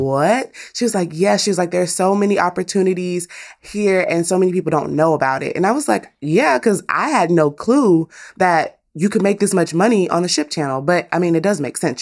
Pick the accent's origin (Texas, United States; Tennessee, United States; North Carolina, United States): Texas, United States; as a Texan